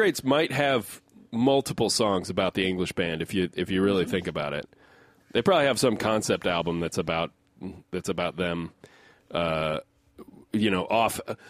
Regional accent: United States; I'm an American

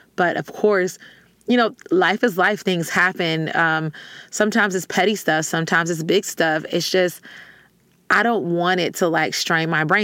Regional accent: the South, United States; I'm from the South

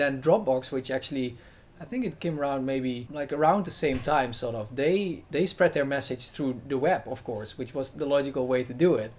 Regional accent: Netherlands; I'm uh, from the Netherlands

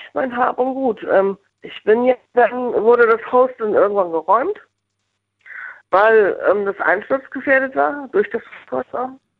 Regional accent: Northern Germany, Germany; also born or lived in Bonn; now in Mendig, Germany; ich bin Norddeutsch. Ich komme eigentlich aus dem Hafen

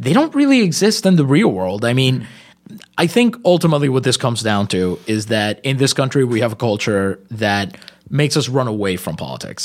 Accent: Puerto Rico; first language Spanish; English is a second language; I'm Puerto Rican.

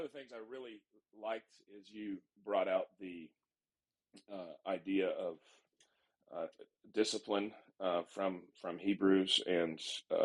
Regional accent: California, United States; now in Midland, United States; I grew up in California

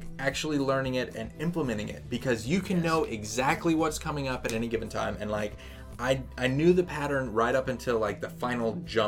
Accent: United States; I am an American

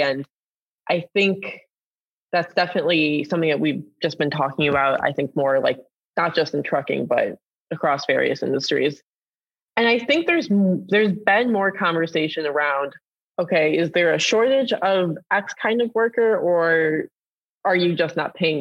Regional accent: Detroit, Michigan, United States; I'm from the Detroit area

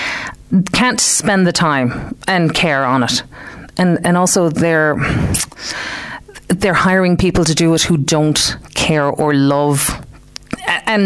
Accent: Clare, Munster, Ireland; born or raised there; moved away as an adult; also born or lived in Detroit, United States; now in West Limerick, Ireland

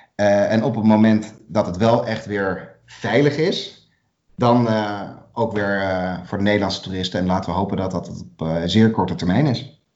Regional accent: Netherlands; wij zijn als Nederlanders

